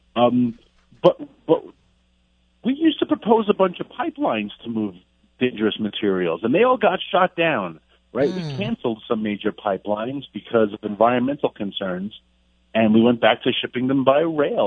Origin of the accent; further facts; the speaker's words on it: New York, United States; I'm a New Yorker